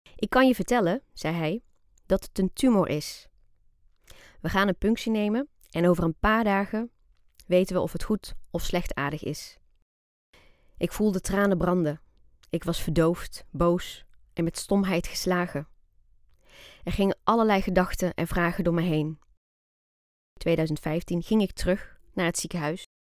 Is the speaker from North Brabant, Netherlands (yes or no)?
yes; Breda, North Brabant, Netherlands; Wij wonen in Breda. En daar heb ik eigenlijk mijn hele leven gewoond